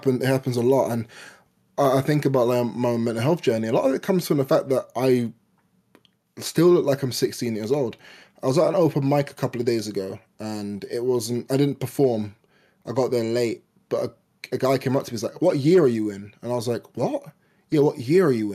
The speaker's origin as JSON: {"language": "English", "region": "London", "country": "United Kingdom", "tie": "born or raised there", "said": "I was born in London"}